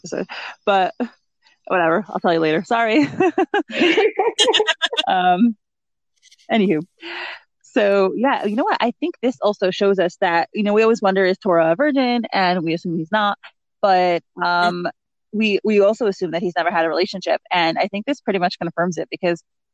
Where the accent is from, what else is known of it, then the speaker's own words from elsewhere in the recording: New York, United States; moved away as an adult; now in New Jersey, United States; I live in New Jersey, and I mean, I grew up in New York